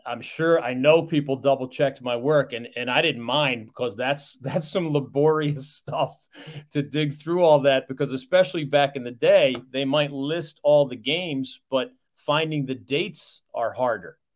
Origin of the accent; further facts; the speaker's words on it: Philadelphia, Pennsylvania, United States; I grew up in Philadelphia, Pennsylvania.